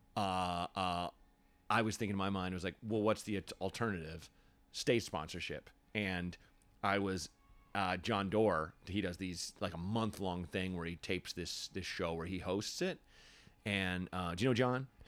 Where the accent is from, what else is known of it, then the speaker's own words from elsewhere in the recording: Portland, Oregon, United States; moved away; also born or lived in Chicago / Los Angeles; was born in Chicago, but I grew up in Portland.